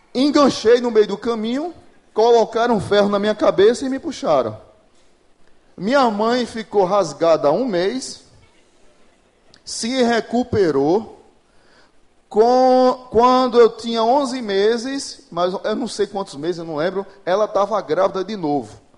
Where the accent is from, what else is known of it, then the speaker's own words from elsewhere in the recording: Pernambuco, Brazil; moved away as an adult; now in Natal, Brazil; Eu sou pernambucano, mas moro em Natal, vai fazer 20 anos agora em junho